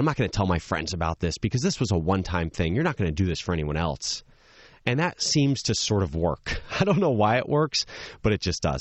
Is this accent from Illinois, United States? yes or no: no; New Jersey, United States; my Friday nights growing up in New Jersey